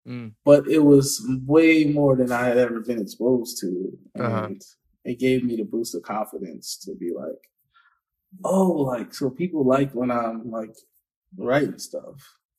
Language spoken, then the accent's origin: English; Philadelphia, Pennsylvania, United States; Like, I guess where I grew up, what we all from Philly, where we call Philly, is like, you know, the inner city pretty much.